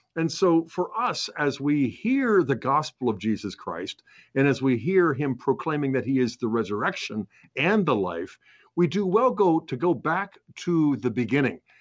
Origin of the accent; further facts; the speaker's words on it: United States; we as Catholic Americans